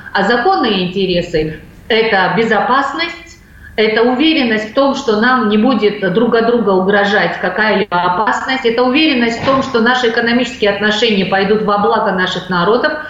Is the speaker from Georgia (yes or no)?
yes; Georgia; мы, грузины